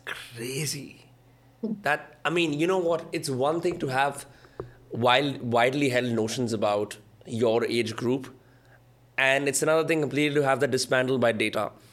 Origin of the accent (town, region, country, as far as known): India